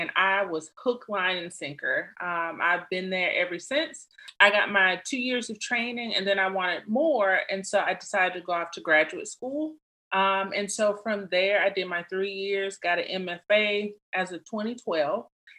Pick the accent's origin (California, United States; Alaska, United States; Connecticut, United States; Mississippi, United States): Mississippi, United States; Columbus; now in Biloxi, United States; So I am originally from Columbus, Mississippi. I'm a military brat. So my dad did 26 years in the Air Force. So we had the cool luxury of living all over. So now I reside in Biloxi, Mississippi.